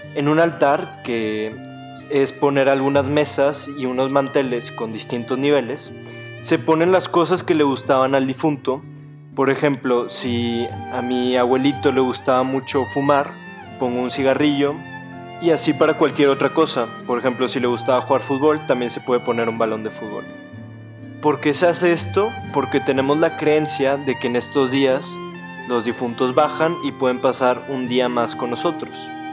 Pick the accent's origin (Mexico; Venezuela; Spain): Mexico; mi país, México